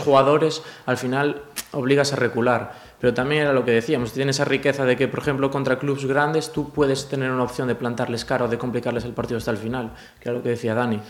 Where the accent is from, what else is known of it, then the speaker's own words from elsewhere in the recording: A Coruña, Galicia, Spain; moved away; also born or lived in Cangas; yo soy de Coruña, yo nací en Coruña